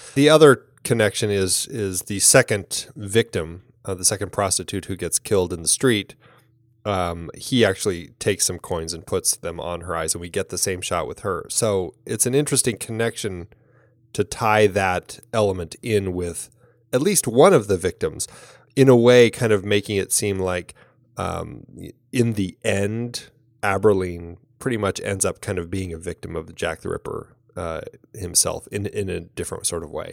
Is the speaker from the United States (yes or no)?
no; Ireland; as an Irish woman